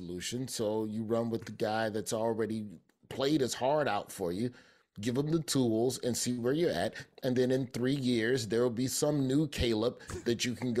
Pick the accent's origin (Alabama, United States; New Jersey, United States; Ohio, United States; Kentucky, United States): Alabama, United States; I'm from Alabama.